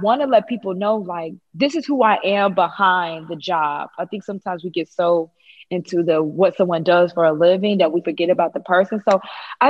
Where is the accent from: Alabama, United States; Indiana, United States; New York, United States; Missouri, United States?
Missouri, United States; moved away; I'm from Missouri originally